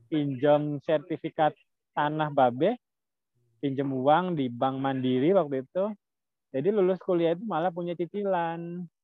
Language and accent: Indonesian; Cirebon, West Java, Indonesia; Saya kan dari Cirebon.